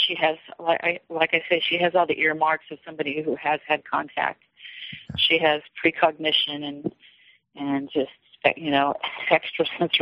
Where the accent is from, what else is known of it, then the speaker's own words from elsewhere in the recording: Kansas City, Missouri, United States; moved away as an adult; I moved from Kansas City to the Midwest in my early 20s, and I didn't come back for many, many years.